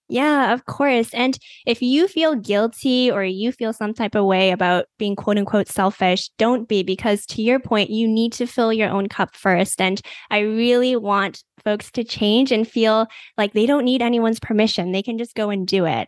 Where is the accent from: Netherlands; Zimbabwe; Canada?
Canada; I am from Canada